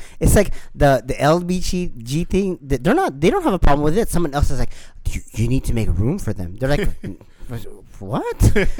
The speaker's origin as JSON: {"language": "English", "region": "Hawaii", "country": "United States", "tie": "born or raised there", "said": "Growing up in Hawaii, everyone's racist."}